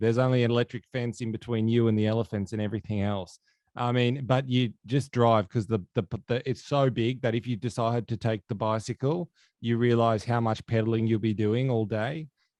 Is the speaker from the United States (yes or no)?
no; Dubbo, New South Wales, Australia; Oh, you've been to my hometown, mate. You've been to Dubbo.